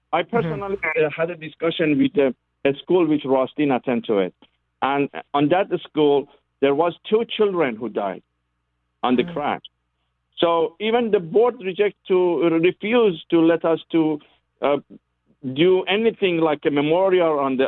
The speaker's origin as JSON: {"language": "English", "country": "Canada", "second_language": "English", "said": "I think that they deserve, as a Canadian, for the future, to people know and remember them"}